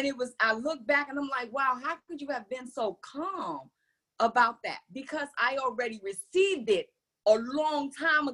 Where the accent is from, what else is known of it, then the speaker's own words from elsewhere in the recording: New York City, New York, United States; growing up in New York City